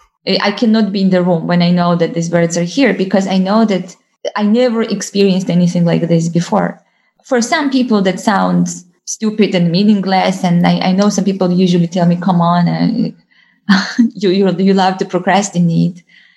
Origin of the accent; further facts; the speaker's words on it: Georgia; English is a second language; but in Georgia and in my hometown and in different forests, and those were different birds